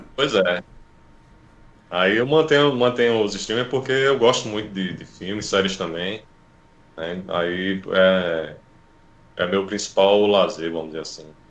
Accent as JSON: {"language": "Portuguese", "town": "Recife", "region": "Pernambuco", "country": "Brazil", "said": "eu sou de, de Recife"}